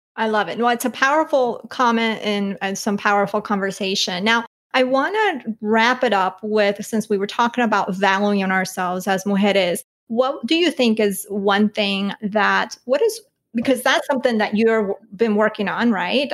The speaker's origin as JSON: {"language": "English", "country": "Colombia", "said": "I'm from Colombia"}